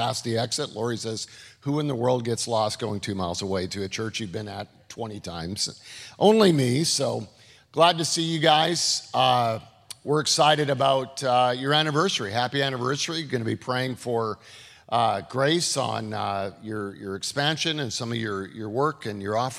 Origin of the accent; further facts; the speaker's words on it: Canada; moved away; This is Canada. This is where I grew up